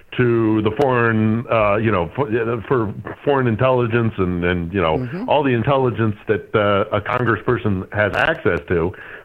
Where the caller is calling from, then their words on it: Lviv, Lviv Oblast, Ukraine; I'm calling you from Lviv, where I'm overlooking the central square, where they used to have an ice rink during the winter when I arrived here about a month ago.